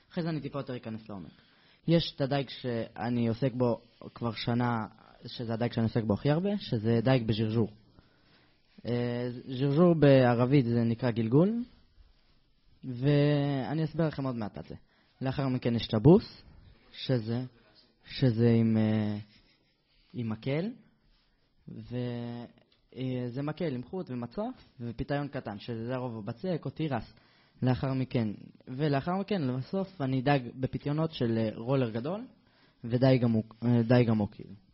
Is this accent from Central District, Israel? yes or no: yes; Netanya, Central District, Israel; born there; now in Avnei Hefetz, Israel; אני גר באבני חפץ, נולדתי בבית חולים לניאדו בנתניה. אה, עד עכשיו אני גר באבני חפץ.